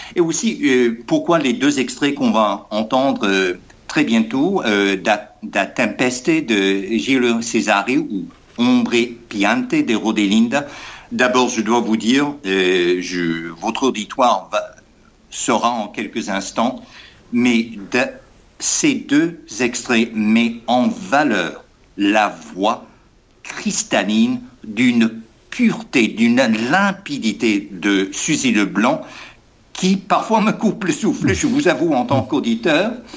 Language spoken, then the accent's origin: French; United States; also born or lived in Berkeley, California; en tant qu'Américain, ancien de l'Université de Californie à Berkeley